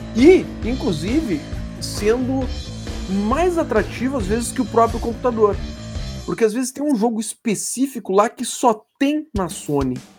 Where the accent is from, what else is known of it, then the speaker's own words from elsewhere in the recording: Brazil; Bons brasileiros que somos